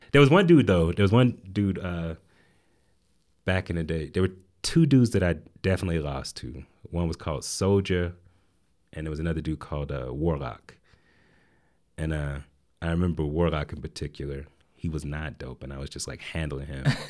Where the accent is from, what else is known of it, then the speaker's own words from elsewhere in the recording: Atlanta, Georgia, United States; also born or lived in Asheville, North Carolina; we moved there when I was eight, and that's where I grew up